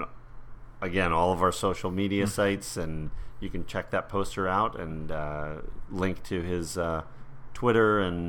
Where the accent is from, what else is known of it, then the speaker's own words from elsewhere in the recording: New York, United States; growing up in New York, I spent a lot of time with my grandmother.